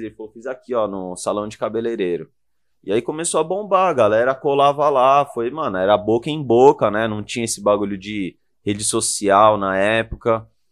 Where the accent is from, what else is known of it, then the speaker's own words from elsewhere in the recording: São Paulo, Brazil; Eu sou de Moema.